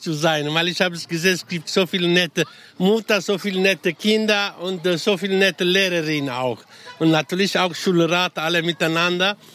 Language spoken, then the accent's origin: German; Ischia, Campania, Italy; German is a second language; moved away; Ich komme aus Ischia, aus Italien, die Insel in der Golfe von Neapel